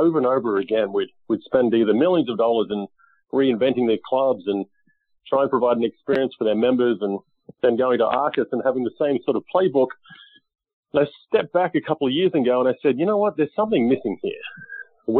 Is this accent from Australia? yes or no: yes; Australia; now in United States; I grew up in Australia playing golf and then moved to the U.S. In 2001